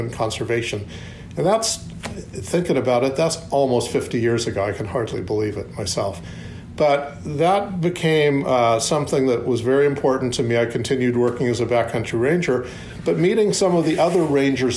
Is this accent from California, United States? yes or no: yes; Long Beach, California, United States; I actually grew up in Southern California, at the beach in Long Beach